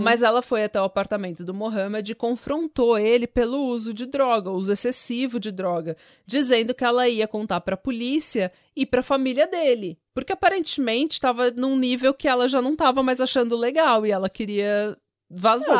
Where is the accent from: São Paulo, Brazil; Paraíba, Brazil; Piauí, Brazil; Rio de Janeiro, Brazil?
São Paulo, Brazil; Vila São José; eu nasci na, na via, na, na Vila São José e ia pra Praia Grande fazer farofa